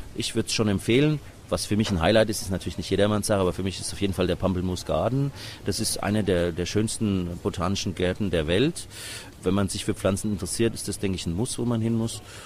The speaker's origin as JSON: {"language": "German", "country": "Germany", "moved": "yes", "lives_now": "Mauritius"}